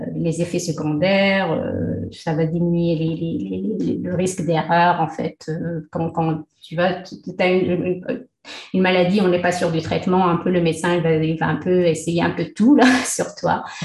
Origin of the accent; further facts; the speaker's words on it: Taza, Fès-Meknès, Morocco; moved away as an adult; also born or lived in Le Mans, France / Nantes, France / Montreal, Canada; now in Qatar; je suis née au Maroc dans une petite ville qui s'appelle Taza.